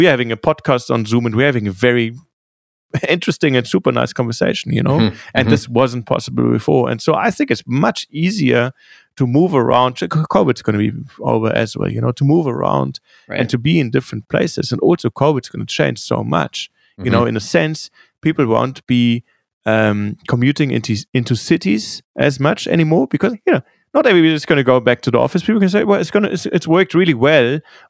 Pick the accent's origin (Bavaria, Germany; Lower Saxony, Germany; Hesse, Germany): Bavaria, Germany; Munich; I grew up skiing in Munich.